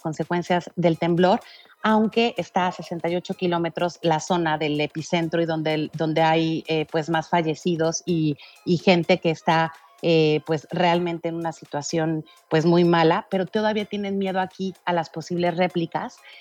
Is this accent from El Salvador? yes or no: no; Mexico; yo soy mexicana y en el 2017 estuve en el temblor de México